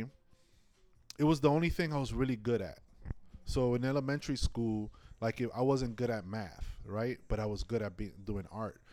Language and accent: English; New York City, New York, United States; also born or lived in Inwood; I was born and raised in Washington Heights